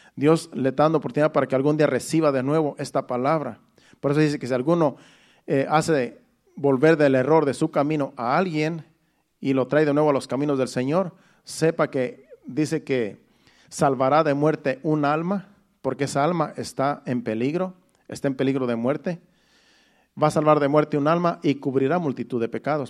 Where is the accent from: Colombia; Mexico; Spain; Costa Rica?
Mexico; moved away; de mi pueblo, de mi rancho más bien, porque soy de un rancho allá en México